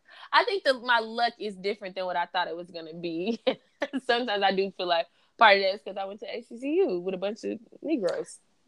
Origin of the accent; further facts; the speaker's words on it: Arkansas, United States; First, I am from Arkansas.